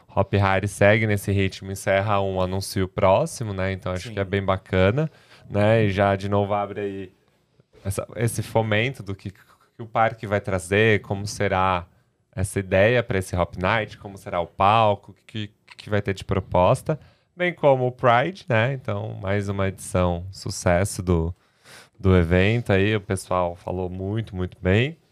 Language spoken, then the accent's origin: Portuguese; Brazil; somos brasileiros